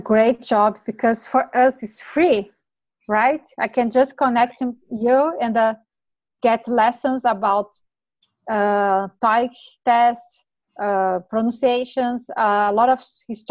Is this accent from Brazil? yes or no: yes; Brazil; English is a second language; moved away as an adult; when I back to Brazil